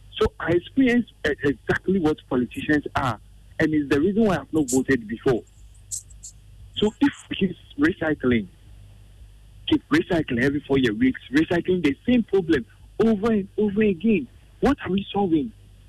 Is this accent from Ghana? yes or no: yes; Ghana; I am the Ghanaian. I am the citizen.